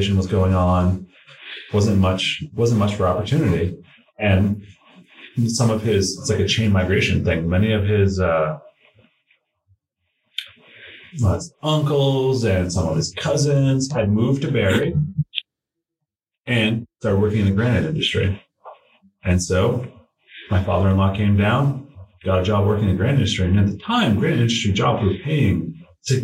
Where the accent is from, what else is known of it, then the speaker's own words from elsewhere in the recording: Montpelier, Vermont, United States; I grew up in Montpellier